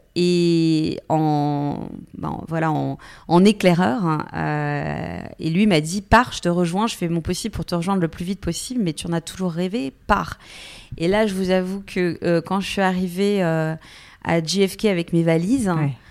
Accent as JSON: {"language": "French", "region": "Bourgogne-Franche-Comté", "country": "France", "tie": "born or raised there", "also_born_or_lived": "Paris / Lyon / New York", "moved": "yes", "said": "je viens finalement d'un petit village, je viens de Franche-Comté, donc j'ai reconnu beaucoup de personnalités euh, que, que j'avais pu croiser euh, pendant mon enfance"}